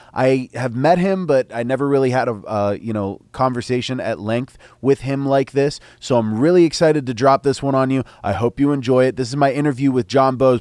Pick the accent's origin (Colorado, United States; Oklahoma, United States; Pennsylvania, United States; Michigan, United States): Pennsylvania, United States; Altoona; I'm from Altoona.